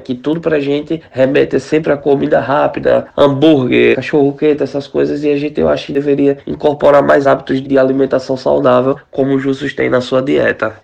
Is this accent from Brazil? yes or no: yes; Recife, Pernambuco, Brazil; moved away as an adult; now in Maykop, Russia; sou da cidade de Recife, em Pernambuco